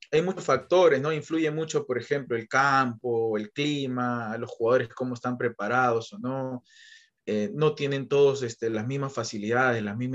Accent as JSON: {"language": "Spanish", "country": "Peru", "said": "a mí como peruano yo tengo que saber qué es lo que le beneficia y cómo llegar a ese, a ese chico que es de que es de mi país"}